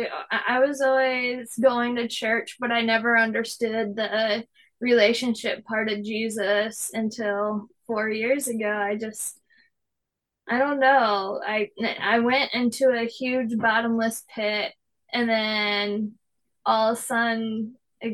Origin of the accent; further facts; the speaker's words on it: Perry, Michigan, United States; we're from Perry, Michigan. We're right in the middle of Lansing and Flint.